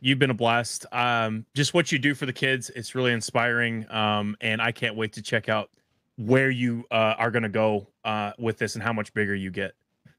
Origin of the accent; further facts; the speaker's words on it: Oklahoma, United States; I've always been in Louisville. It is my place where I was raised. Basically, I was born in Oklahoma